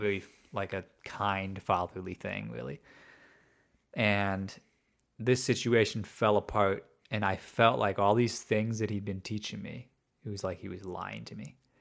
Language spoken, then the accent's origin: English; outside of Chicago, Illinois, United States; I was raised outside of Chicago